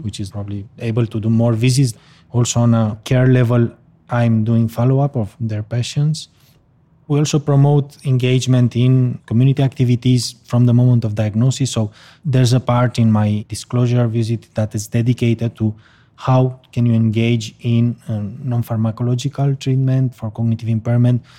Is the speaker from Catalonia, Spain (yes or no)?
yes; Barcelona, Catalonia, Spain; a memory clinic in my hometown in Barcelona